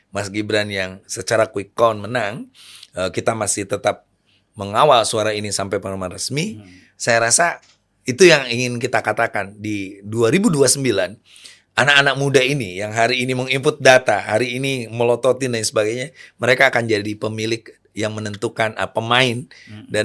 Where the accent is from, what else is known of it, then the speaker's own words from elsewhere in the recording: Majalengka, West Java, Indonesia; Di daerah saya, di daerah Lebah Sugih. Majalengka.